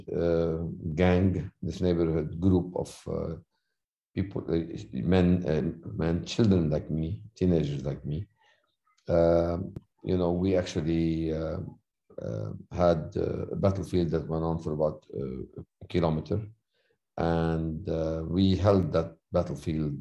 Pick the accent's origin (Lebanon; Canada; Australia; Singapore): Lebanon; accent: thick accent; moved away as an adult; also born or lived in United States; now in Beirut, Lebanon; my hometown, which was the second largest town in Lebanon of Christians, was slaughtered